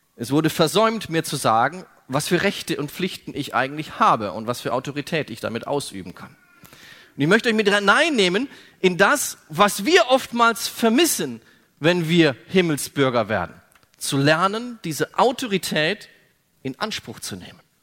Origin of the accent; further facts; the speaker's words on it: Germany; ich bin Deutscher